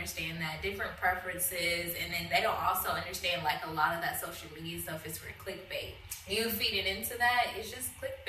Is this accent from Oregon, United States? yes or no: no; Kansas, United States; also born or lived in Killeen, Texas; now in Houston, United States; I'm not even really from there. Like, I grew up in Kansas